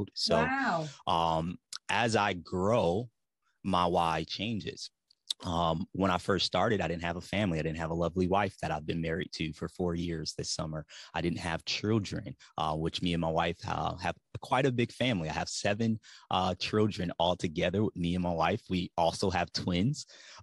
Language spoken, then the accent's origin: English; Ypsilanti, Michigan, United States; now in Tennessee, United States; I'm from Metro Detroit. Ypsilanti, Michigan is the city that I'm actually from